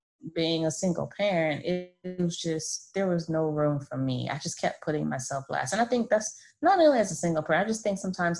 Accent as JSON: {"language": "English", "region": "Florida", "country": "United States", "said": "So I have two girls, 13 and 8, and I'm from Florida."}